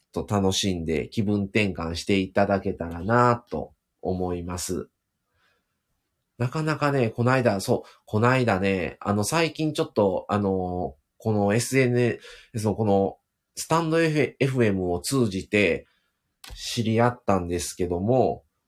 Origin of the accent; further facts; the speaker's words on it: Hyogo, Japan; accent: Kansai; 奥様も僕も一応兵庫県出身